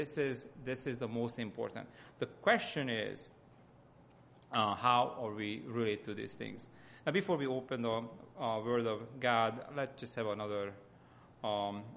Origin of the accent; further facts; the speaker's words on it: Hungary; accent: Hungarian; English is a second language; moved away; my accent comes from Hungary